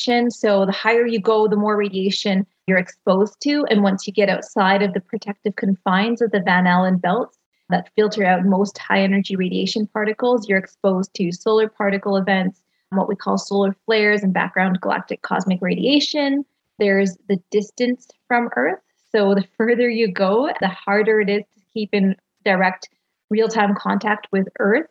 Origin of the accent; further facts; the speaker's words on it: Canada; I'm Canadian